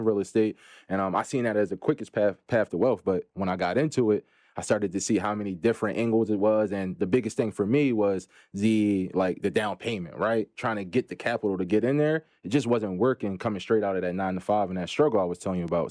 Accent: Philadelphia, Pennsylvania, United States; I'm from Philadelphia, P A, Philly in the building

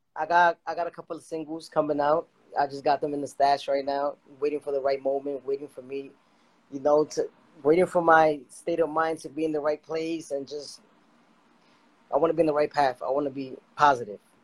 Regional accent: Dominican Republic; I'm from the Dominican Republic

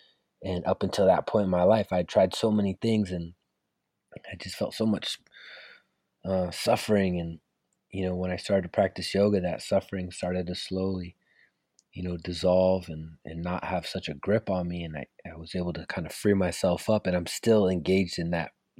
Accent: California, United States; sort of my journey of, you know, growing up in the Bay Area.

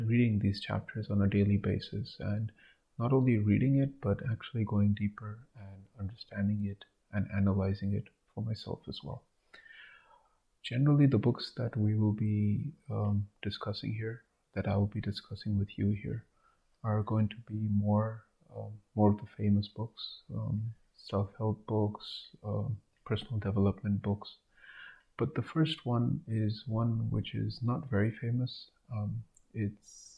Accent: India; be proud as an Indian

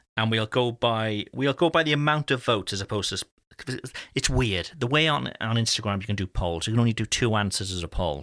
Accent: United Kingdom; being, being British

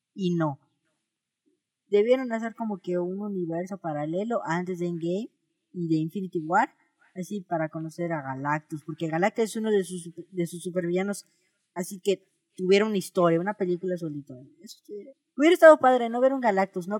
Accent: Mexico; somos mexicanos.

